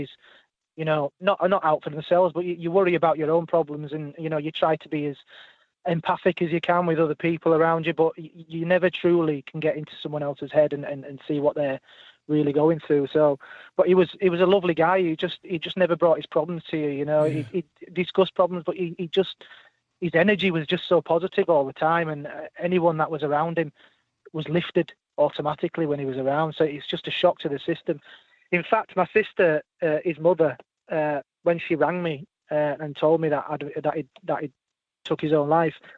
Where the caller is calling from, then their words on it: Wakefield, Yorkshire and the Humber, United Kingdom; I'm calling from West Yorkshire, Wakefield.